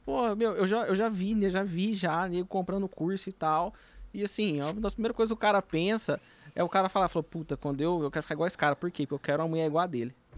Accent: Minas Gerais, Brazil; eu sou mineiro

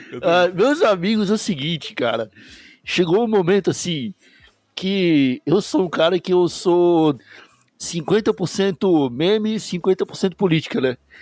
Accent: Brazil; moved away as an adult; also born or lived in São Paulo; now in Lisbon, Portugal; sou brasileiro

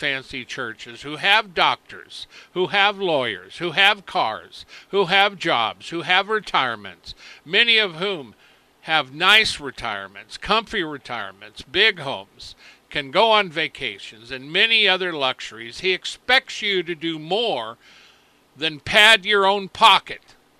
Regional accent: United States; I was born in America. The roots, my roots, as I said, go clear back to the beginning.

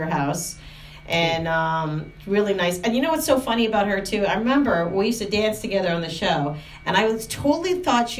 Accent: Canada; moved away; I'm the Canadian

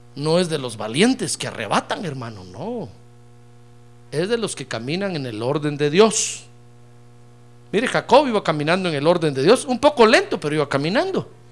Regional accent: Guatemala; Yo soy de Guatemala

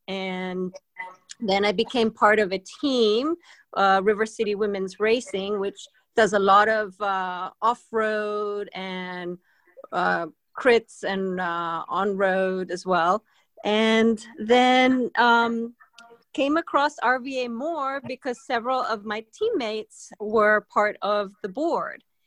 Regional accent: Spain; also born or lived in Boston; now in Richmond, United States; I'm originally from Spain, and I uh, grew up on the water

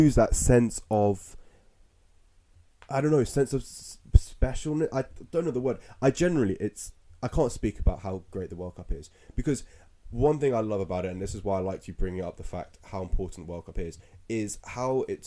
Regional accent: England, United Kingdom; we're English

